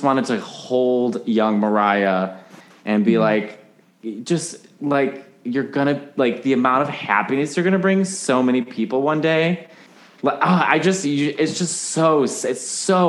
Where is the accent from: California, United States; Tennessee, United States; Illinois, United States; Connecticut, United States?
Illinois, United States; Chicago; accent: Chicago; My Chicago accent